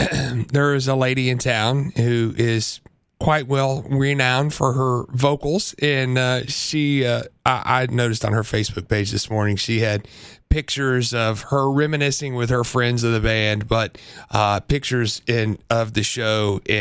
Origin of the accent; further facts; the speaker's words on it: Central Illinois, United States; now in Knoxville, United States; I grew up in Central Illinois.